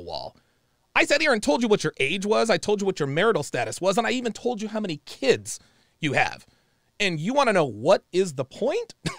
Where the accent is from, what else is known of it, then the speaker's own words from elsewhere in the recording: United States; I am black American